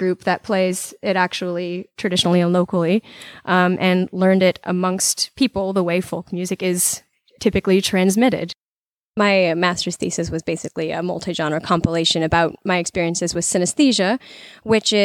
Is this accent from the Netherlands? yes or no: no; Alabama, United States; now in Roanoke, United States; I am from Alabama